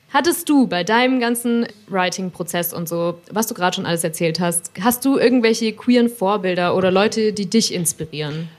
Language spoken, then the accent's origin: German; a Bavarian village, Germany; als ich zum Beispiel so groß geworden bin im Bayerischen Dorf